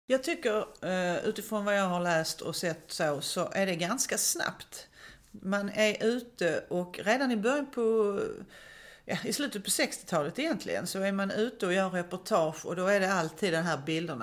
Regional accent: Malmö, Skåne, Sweden; Jag kommer själv från Söderkulla som ju är ett sådant område.

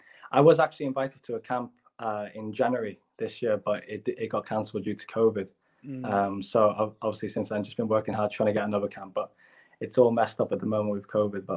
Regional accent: Hong Kong; Yes, I was born in Hong Kong, and Hong Kong even now is still heavily populated with foreigners.

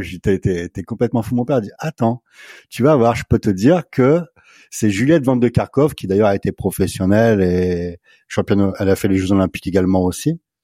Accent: Somme, Picardy, Hauts-de-France, France; je suis originaire de la Somme, des Hauts-de-France, la Picardie, donc.

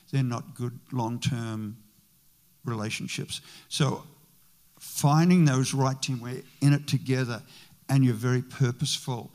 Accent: Australia; moved away as an adult; now in United States; my wife is from Australia, I'm from Australia

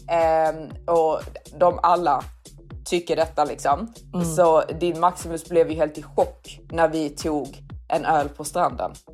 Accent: Sweden; som svensk

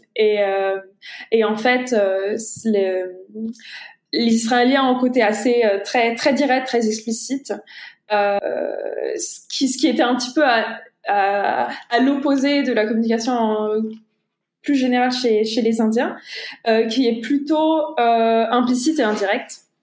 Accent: France; moved away; also born or lived in United States; en tant que Français

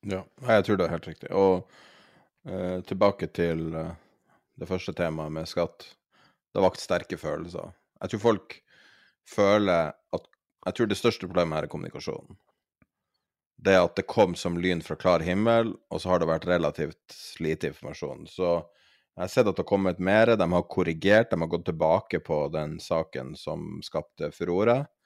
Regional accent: Norway; som nordmann

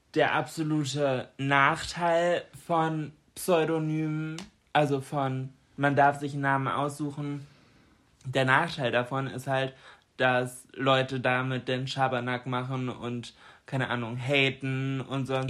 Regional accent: Germany; bei uns in Deutschland

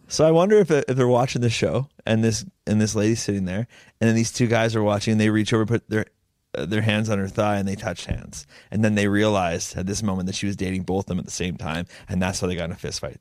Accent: Langley, British Columbia, Canada; I'm from Lang Lee

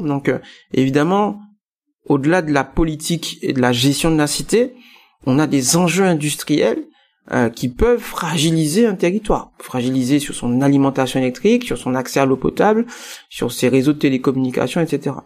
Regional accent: Guadeloupe; compte tenu de mes origines, hein, je suis guadeloupéen

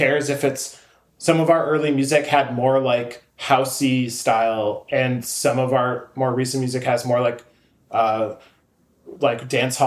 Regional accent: St. Cloud, Minnesota, United States; now in Minneapolis, United States; growing up in St. Cloud

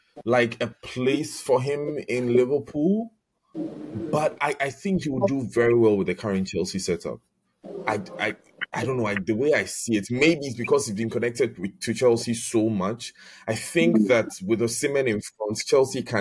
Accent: Ghana; I'm Ghanaian

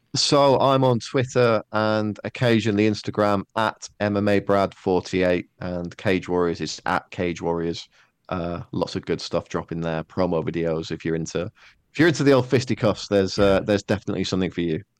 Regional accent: Netherlands; moved away as an adult; also born or lived in Manchester, United Kingdom; I did most of my growing up in Holland. Like, I was there for nine, nine and a half years

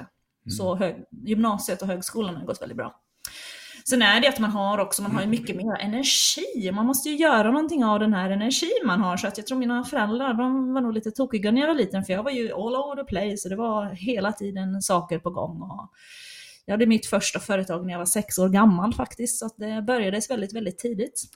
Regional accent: Ostrobothnia, Finland; first language Swedish; moved away; jag är uppvuxen i den svenskaste kommunen i hela Finland

